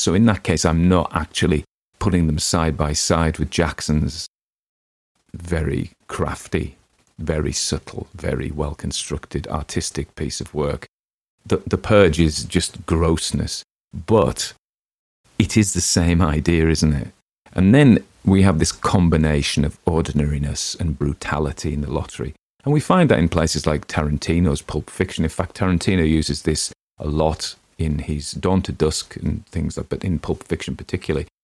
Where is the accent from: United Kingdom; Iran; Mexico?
United Kingdom; Northern England; accent: Northern English; my own native accent